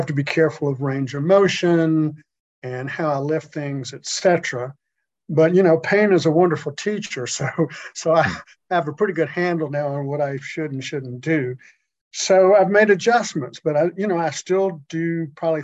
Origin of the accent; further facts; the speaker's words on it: Augusta, Georgia, United States; also born or lived in Atlanta, Georgia; I was raised in Augusta